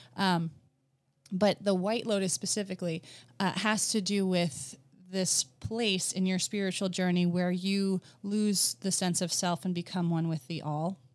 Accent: New Jersey, United States; moved away as an adult; also born or lived in Virginia / upstate New York; I grew up in New Jersey, so just last weekend I was at the Jersey Shore

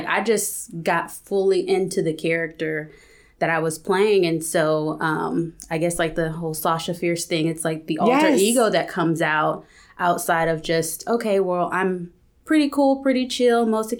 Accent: California, United States; also born or lived in Texas; I was born in Texas. And yeah. Eventually I moved to California, grew up in California, raised by a single parent.

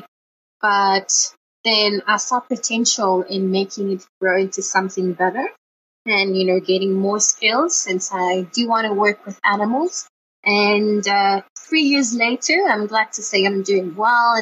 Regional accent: Johannesburg, Gauteng, South Africa; also born or lived in France; I've been in Joburg for quite almost all my life

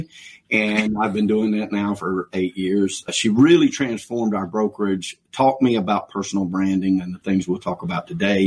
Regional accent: Atlanta, Georgia, United States; I was born and raised here in North Atlanta

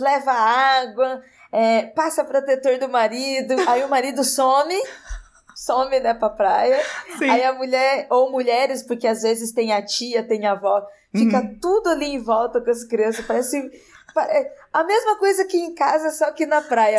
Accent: interior of São Paulo, Brazil; eu sou do interior de São Paulo e eu sou de uma região, uma região rural

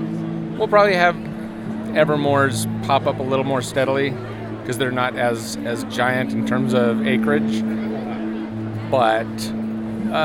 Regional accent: California, United States; moved away as an adult; also born or lived in Florida; I grew up in California, but started my actual Disney career in Florida.

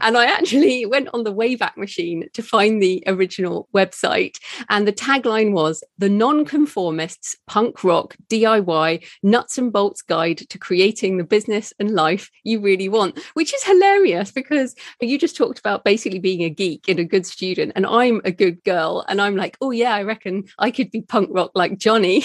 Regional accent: United Kingdom; being British

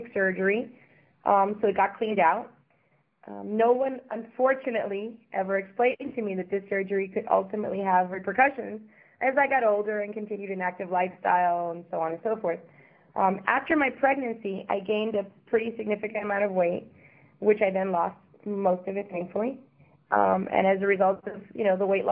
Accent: Miami, Florida, United States; also born or lived in Havana, Cuba / Europe / Caribbean; moved to Miami at the age of five where I grew up

